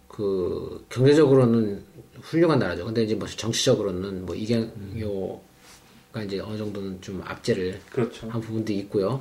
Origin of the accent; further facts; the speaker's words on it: Seoul, South Korea; moved away as an adult; also born or lived in Paju; 서울에서 태어나서 서울에 사, 살았고 결혼 어, 하기 전까지는 이제 서울에서 계속 살았으니까 서울 오래 살았죠.